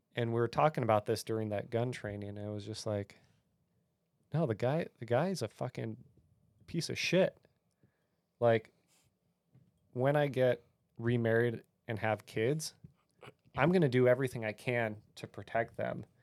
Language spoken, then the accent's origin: English; California, United States; moved away; I grew up in California where guns were evil.